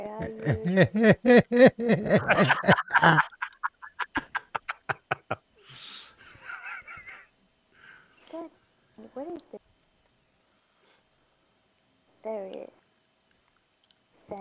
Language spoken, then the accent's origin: English; Australia; I'm Australian